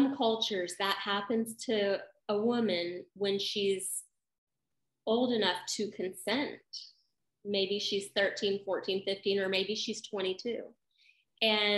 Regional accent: the South, United States; I grew up in the Christian South where we don't talk about sex

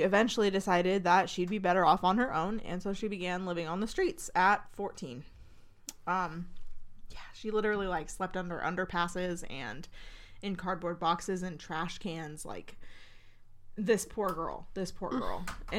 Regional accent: Canada; I'm from Canada, eh?

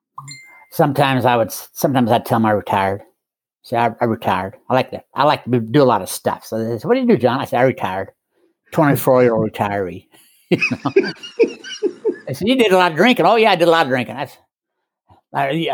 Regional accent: Utah, United States; moved away; also born or lived in Reno, Nevada; I grew up in Utah

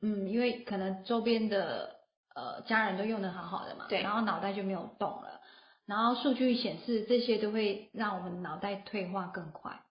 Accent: Taiwan; 我们台湾人

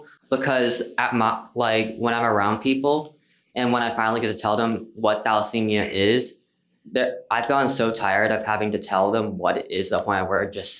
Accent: Huntsville, Alabama, United States; I'm from Huntsville, Alabama, and I'll be a rising senior.

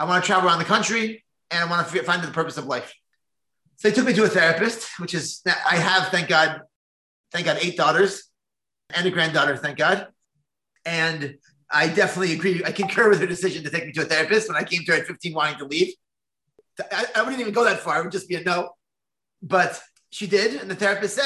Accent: New Jersey, United States; I grew up in New Jersey as a very secular Jew.

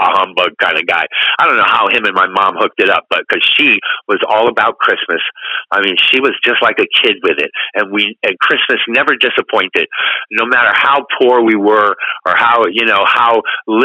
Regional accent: East Coast, United States; we grew up on the East Coast

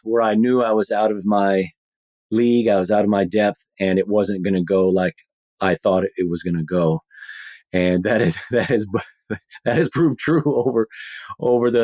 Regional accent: Texas, United States; moved away as an adult; now in Pacific Northwest, United States; we're both from Texas, so we're Texan transplants.

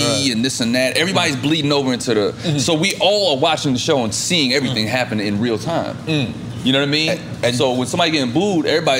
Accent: Fayetteville, North Carolina, United States; No, I'm from North Carolina.

